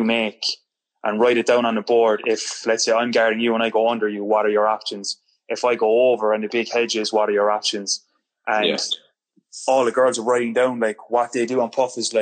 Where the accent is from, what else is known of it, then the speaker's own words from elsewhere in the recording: Cork, Munster, Ireland; moved away as an adult; also born or lived in Germany; I'm from Cork